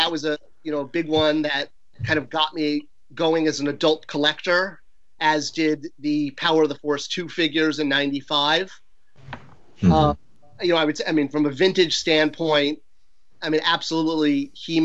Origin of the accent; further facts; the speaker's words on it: Irvine, California, United States; also born or lived in Connecticut; after Connecticut, I grew up in California, and then I was in high school in Irvine, California, Orange County